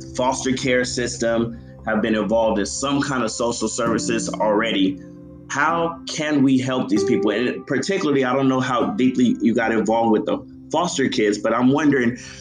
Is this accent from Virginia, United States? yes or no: no; San Diego, California, United States; San Diego, like where I'm from